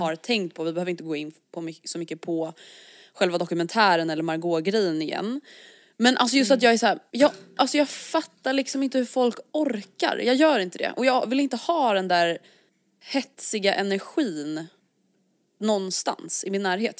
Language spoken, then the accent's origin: Swedish; Stockholm, Stockholm County, Sweden; vi som stockholmare